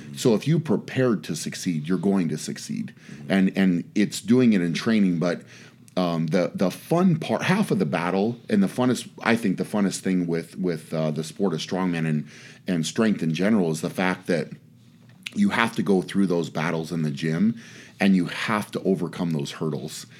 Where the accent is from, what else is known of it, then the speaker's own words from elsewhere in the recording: Fort Lupton, Colorado, United States; moved away; I was from Fort Leapt in Colorado